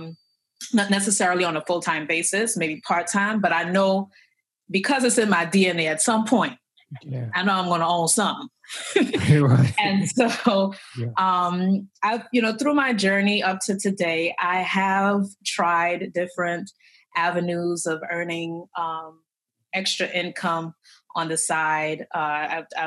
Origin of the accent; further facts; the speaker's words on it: Trinidad & Tobago; moved away as an adult; now in United States; I came from Trinidad and Tobago. That's where I was born. That's where I was raised up until high school, graduated, moved to the United States